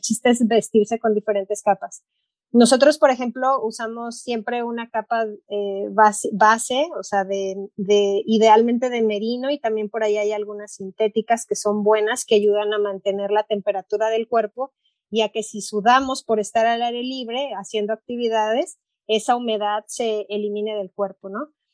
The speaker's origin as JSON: {"language": "Spanish", "town": "Puerto Vallarta", "region": "Jalisco", "country": "Mexico", "tie": "born or raised there", "moved": "as an adult", "lives_now": "Ann Arbor, United States", "said": "Yo crecí en la playa en Puerto Vallarta, entonces crecí acampando"}